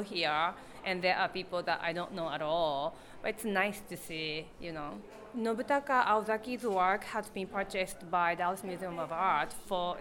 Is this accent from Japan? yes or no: yes; Japan; also born or lived in Texas, United States; now in New York, United States; I'm originally from Japan, and I actually spent time 11 years in Texas before moving to New York.